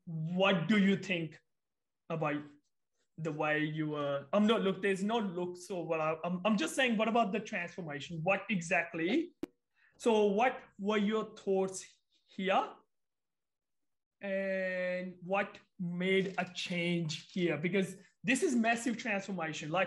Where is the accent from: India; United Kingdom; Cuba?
India; moved away; I'm from India